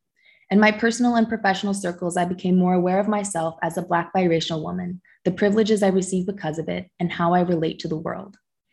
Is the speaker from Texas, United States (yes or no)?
no; the Bay Area, California, United States; first language English; I grew up in the Bay Area with my single atheist mom and adopted Guatemalan sister, but following the halal rules of my faraway Muslim dad.